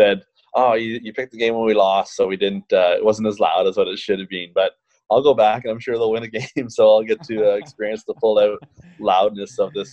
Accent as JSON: {"language": "English", "area": "outside of Toronto", "region": "Ontario", "country": "Canada", "tie": "born or raised there", "said": "growing up outside of Toronto in a smaller town"}